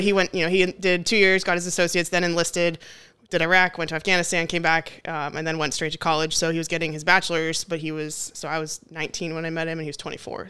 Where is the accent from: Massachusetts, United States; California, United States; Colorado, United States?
California, United States; Torrance; moved away as an adult; also born or lived in Palos Verdes Peninsula, California / New Jersey; now in Dallas, United States; So I was born in Torrance, grew up there. Till about age 10, moved to the good old Palos Verdes Peninsula.